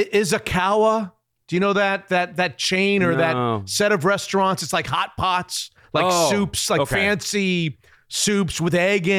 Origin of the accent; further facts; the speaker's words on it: Florida, United States; now in Seattle, United States; And I'm from Florida.